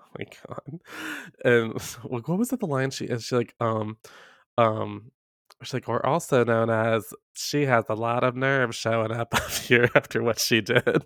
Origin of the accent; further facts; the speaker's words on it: the South, United States; I grew up in the South